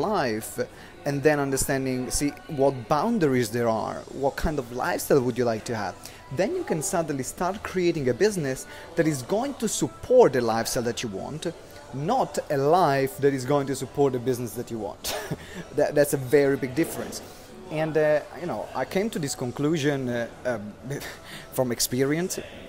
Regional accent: Maranello, Emilia-Romagna, Italy; moved away; I'm back home in Maranello. This is my hometown where I was born.

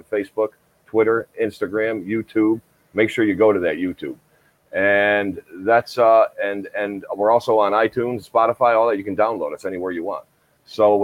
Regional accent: Deposit, New York, United States; my hometown of Deposit, New York

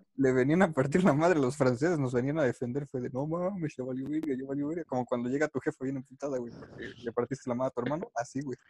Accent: Mexico

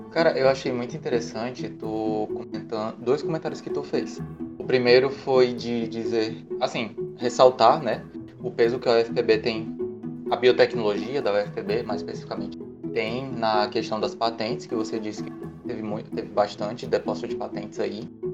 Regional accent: João Pessoa, Paraíba, Brazil; minha terra natal, João Pessoa

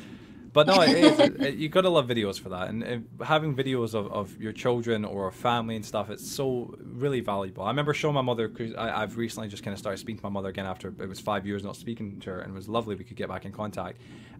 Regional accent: Scotland, United Kingdom; accent: Scottish; back then I am Scottish, but I've really made a huge effort in trying to lose the accent

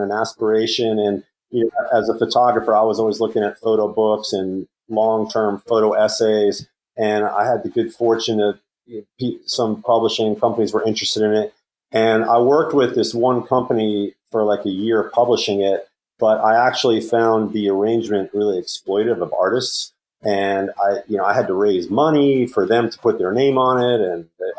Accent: New York City, New York, United States; we grew up in Queens

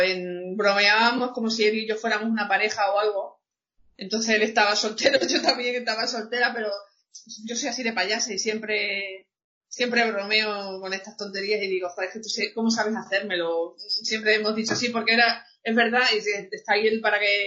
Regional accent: Cáceres, Extremadura, Spain; soy de Cáceres de Extremadura

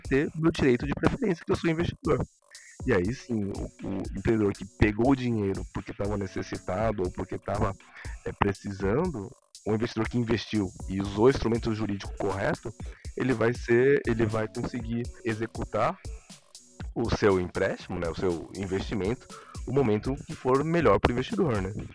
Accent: Brazil; eu sou brasileiro

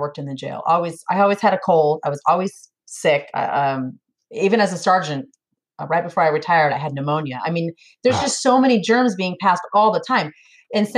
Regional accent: Sacramento, California, United States; moved away as an adult; now in Tennessee, United States; I was born and raised in California, Sacramento, the capital

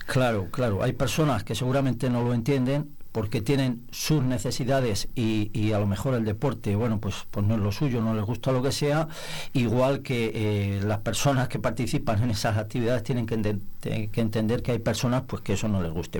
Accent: Nava de la Asunción, Castile and León, Spain; also born or lived in Palencia; deseando devolverme al pueblo en cuanto pude, me vine a vivir al pueblo

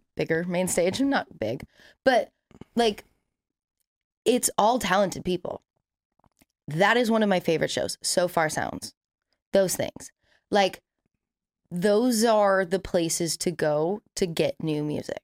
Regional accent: California, United States; I have literally never lived anywhere else.

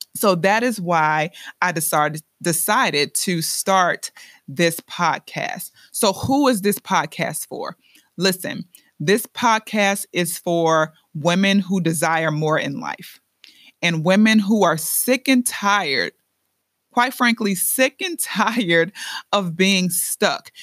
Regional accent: Chicago, Illinois, United States; now in Lehigh Valley, Pennsylvania, United States; I'm originally from the Windy City, Chi Town

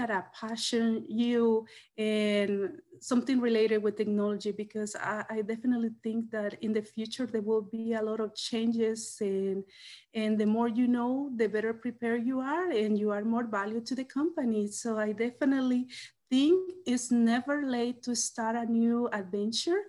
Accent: El Salvador; moved away as an adult; now in Washington, United States; I came from El Salvador with a background in economics

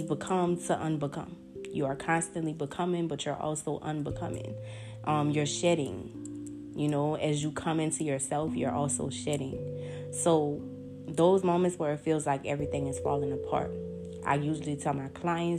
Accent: New Orleans, Louisiana, United States; my hometown, New Orleans

